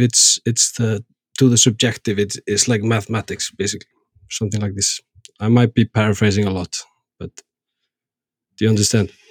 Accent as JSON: {"language": "English", "country": "Iceland", "said": "we Icelanders"}